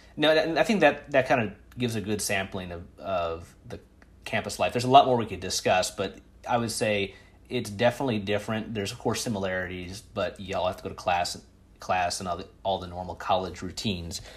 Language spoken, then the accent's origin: English; Midwest, United States; I'm from the Midwest, so we, I would, I didn't live on campus. I lived in my hometown